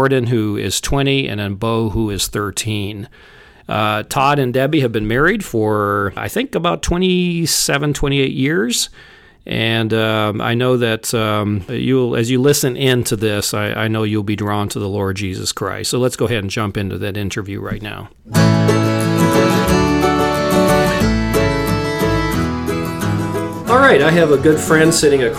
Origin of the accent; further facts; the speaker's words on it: Papua, Indonesia; the same part where I grew up in Papua